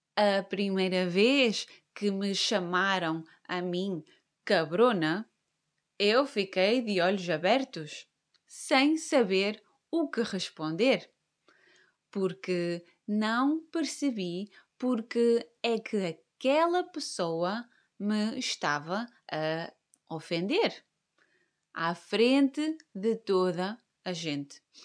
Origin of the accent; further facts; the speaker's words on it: Caldas de São Jorge, Norte, Portugal; moved away as an adult; also born or lived in Porto; now in Algarve, Portugal; Eu nasci no Norte, mais precisamente no Hospital de São João, no Porto. Cresci numa vila que se chama Caldas de São Jorge. E aí vivi até aos meus 22 anos.